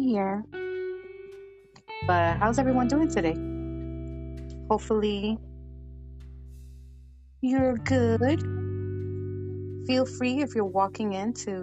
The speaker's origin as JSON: {"language": "English", "town": "New York City", "region": "New York", "country": "United States", "tie": "born or raised there", "said": "public schools in New York, at least as a child growing up in the 80s"}